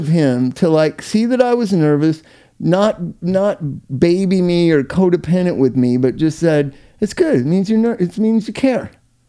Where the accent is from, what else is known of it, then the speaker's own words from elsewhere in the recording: Orange County, California, United States; I'm a kid from Orange County.